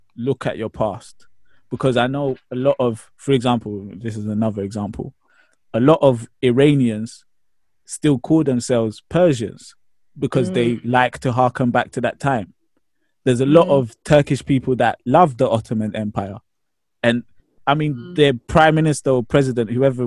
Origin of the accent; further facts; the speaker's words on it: Ghana; now in United Kingdom; I'm Ghanaian